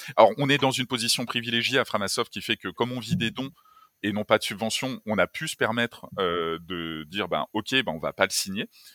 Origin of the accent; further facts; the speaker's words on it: France; on est français, enfin, moi, j'aime la France